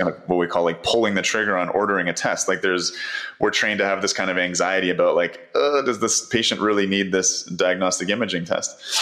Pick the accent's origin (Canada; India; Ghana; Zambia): Canada; as a Canadian